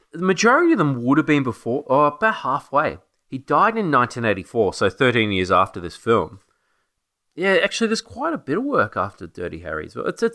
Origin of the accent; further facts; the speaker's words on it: Australia; accent: Australian; Or Papillon, sorry, my Australian accent doesn't allow me to speak French.